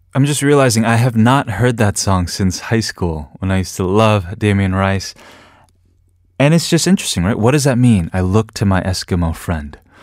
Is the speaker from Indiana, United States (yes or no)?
no; New York, United States; moved away as an adult; also born or lived in New Hampshire; now in Korea; New York, where I'm from. My hometown is, is you know, is just the only place that I really knew in my life outside of New Hampshire